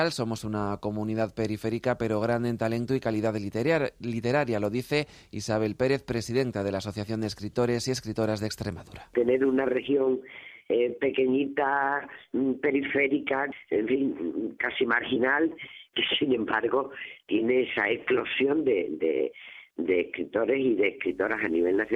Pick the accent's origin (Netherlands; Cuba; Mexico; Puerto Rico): Netherlands; Spanish is a second language; Yo soy de Holanda y bueno, yo tengo algunas amigas mías que están aquí de Badajoz